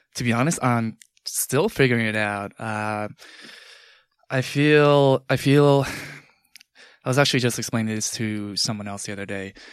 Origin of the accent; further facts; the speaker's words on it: Long Island, New York, United States; also born or lived in Manhattan; growing up in Long Island